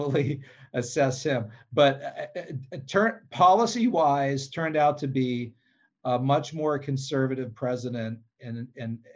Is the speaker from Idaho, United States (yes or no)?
no; Pennsylvania, United States; my home state of Pennsylvania